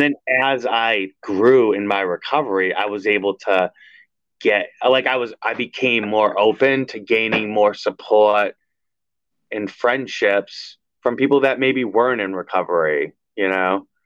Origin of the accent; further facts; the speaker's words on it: Everett, United States; I grew up with Anthony in Everett